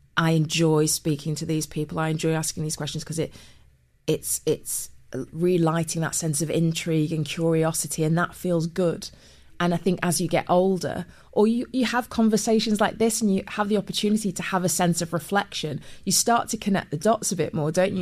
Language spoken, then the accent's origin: English; Manchester, North West England, United Kingdom; moved away as an adult; also born or lived in Cheshire; now in London, United Kingdom; I was born in Manchester, grew up as a kid in Manchester